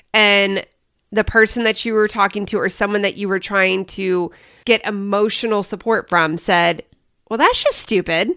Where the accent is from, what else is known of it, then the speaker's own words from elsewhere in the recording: Kansas City, Midwest, United States; now in Arizona, United States; I grew up in the Midwest